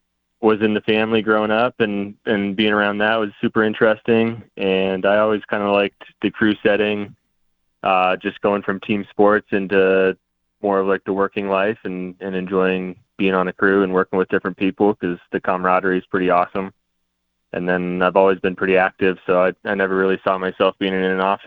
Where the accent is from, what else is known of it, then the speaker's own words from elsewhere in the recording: Greeley, Colorado, United States; I grew up in Greeley up north, and then after school kind of worked my way down the Front Range, and still in Colorado and love it